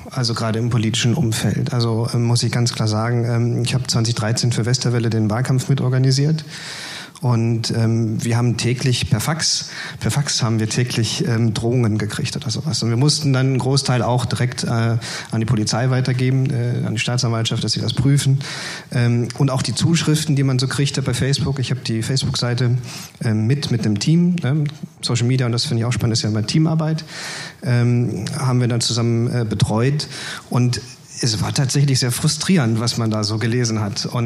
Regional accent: Mülheim an der Ruhr, North Rhine-Westphalia, Germany; da bin ich dann also in meiner Heimatstadt Mülheim-Ruhr an die Partei herangetreten

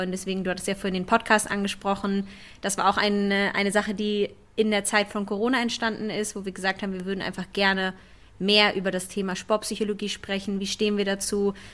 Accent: Hamburg, Germany; Also ich komme ursprünglich aus Hamburg und habe auch da im Bachelor Psychologie studiert

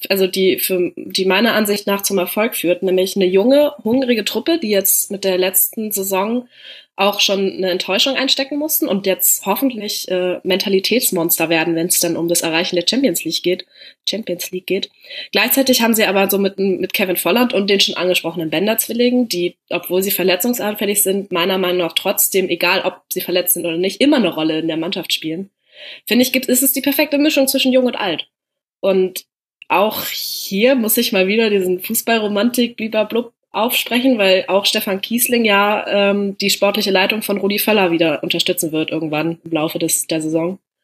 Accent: Hanover, Lower Saxony, Germany; ich komme ja aus Norddeutschland bzw. aus Hannover

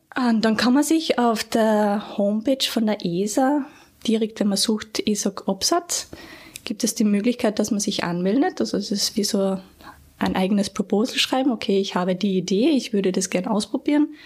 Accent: Gastein Valley, Salzburg, Austria; moved away; also born or lived in Graz; Ich bin ursprünglich aus dem Gasteinertal in Salzburg, habe dort ganz normal Volksschule und Hauptschule ähm, absolviert

